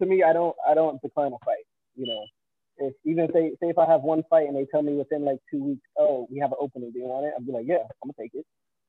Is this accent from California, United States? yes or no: no; New York City, New York, United States; I'm from Queens, New York.